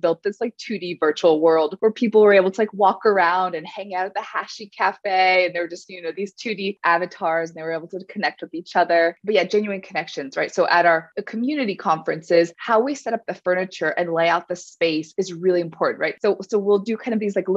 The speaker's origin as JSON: {"language": "English", "region": "California", "country": "United States", "tie": "born or raised there", "said": "I grew up in California"}